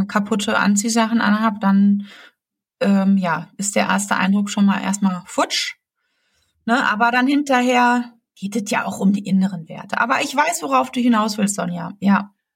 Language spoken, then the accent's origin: German; Germany; bei uns in Deutschland